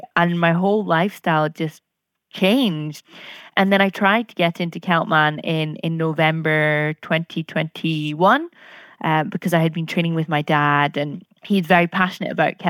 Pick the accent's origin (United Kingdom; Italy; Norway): United Kingdom; Scotland; I'm 27 from Scotland